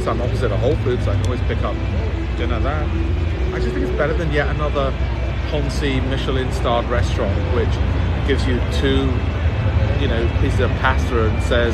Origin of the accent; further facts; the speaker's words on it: Leeds, Yorkshire and the Humber, United Kingdom; I grew up in Armley in Leeds.